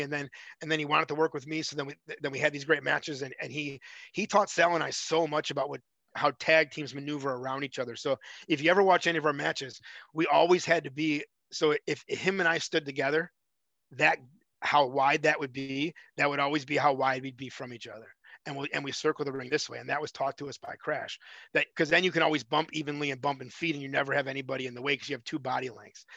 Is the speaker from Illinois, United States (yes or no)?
yes; Chicago, Illinois, United States; I'm from Chicago